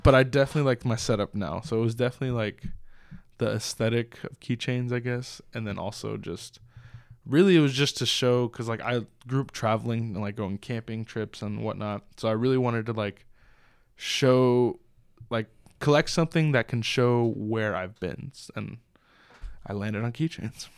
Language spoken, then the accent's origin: English; Southern California, United States; moved away; I was from Southern California